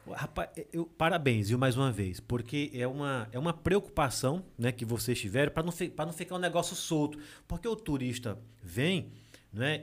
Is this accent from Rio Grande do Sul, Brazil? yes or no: no; Água Branca, Alagoas, Brazil; moved away; also born or lived in São Paulo; Eu sou de Água Branca, eu sou da Serra da Jurema